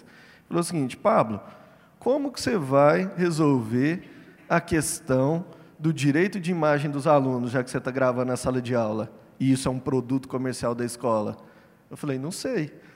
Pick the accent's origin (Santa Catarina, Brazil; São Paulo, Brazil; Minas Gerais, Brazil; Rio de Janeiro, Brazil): Minas Gerais, Brazil; Uberlândia; Eu sou mineiro, de Uberlândia